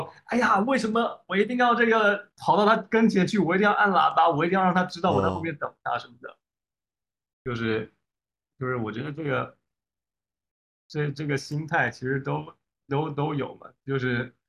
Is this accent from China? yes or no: yes; China; 哎，我们中国人就是这样子的，因为我们，哎